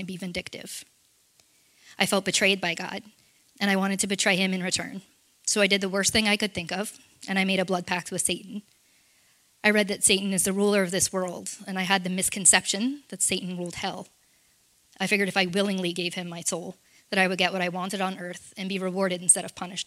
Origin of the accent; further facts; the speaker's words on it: Orlando, Florida, United States; I was born in Orlando, Florida.